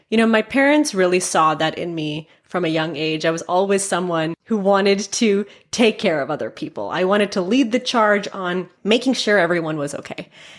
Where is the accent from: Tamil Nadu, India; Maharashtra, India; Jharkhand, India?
Maharashtra, India; Mumbai; also born or lived in San Francisco; So I was born in San Francisco, but my parents wanted us to experience our culture. I'm Indian. And so we moved to Bombay, India when I was 5.